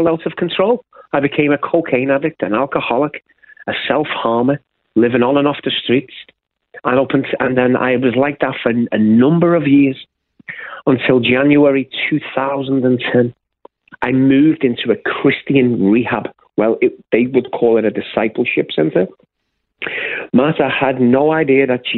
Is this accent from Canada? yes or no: no; Liverpool, North West England, United Kingdom; moved away as an adult; I was born and raised in the UK, in the city of Liverpool